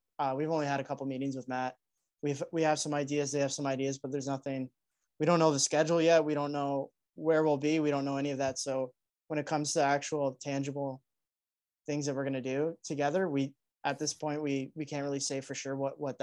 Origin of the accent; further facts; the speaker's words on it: Canada; we're Canadian